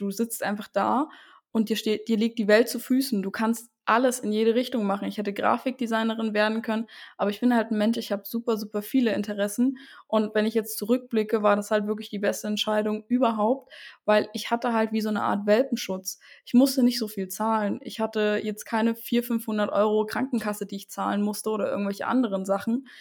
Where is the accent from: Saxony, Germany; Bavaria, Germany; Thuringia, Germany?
Saxony, Germany; Saxon Switzerland; also born or lived in Dresden; ich bin von einer kleinen Stadt wieder zurück in meine Heimat gezogen, in der sächsischen Schweiz